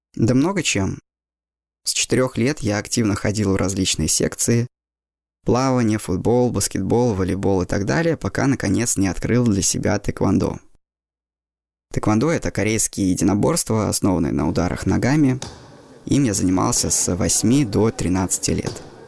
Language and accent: Russian; Saint Petersburg, Russia; Все детство я прожил в Питере